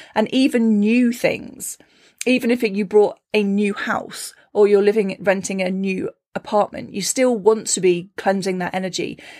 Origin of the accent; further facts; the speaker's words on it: Cornwall, South West England, United Kingdom; moved away; growing up in Cornwall